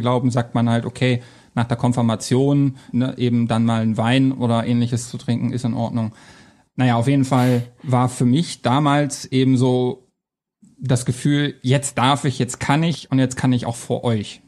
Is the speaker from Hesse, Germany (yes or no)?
no; Hanover, Lower Saxony, Germany; moved away as an adult; also born or lived in Coburg / Essen / Trier; Ich bin in Hannover geboren, aufgewachsen und bin wegen meiner Freundin damals dann nach Coburg, nach Bayern gezogen.